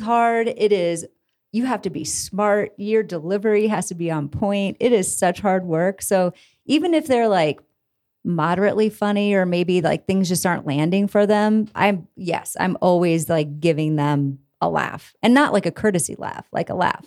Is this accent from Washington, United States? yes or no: no; Iowa, United States; moved away as an adult; now in Denver, United States; I am from Iowa originally